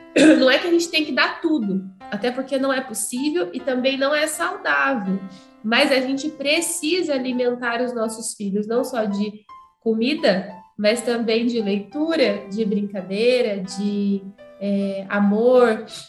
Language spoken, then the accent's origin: Portuguese; Ourinhos, São Paulo, Brazil; Eu sou de Ourinhos